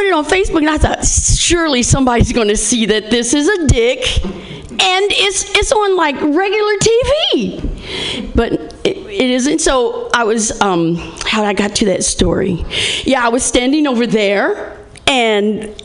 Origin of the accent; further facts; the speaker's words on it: Indiana, United States; I'm from Indiana